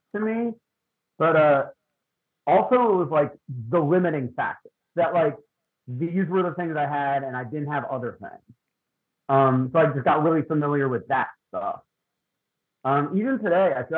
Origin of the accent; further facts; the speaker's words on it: Lititz, Pennsylvania, United States; moved away as an adult; also born or lived in Texas; now in Philadelphia, United States; We, Katie and I are from Lancaster County. We're from Lititt, PA.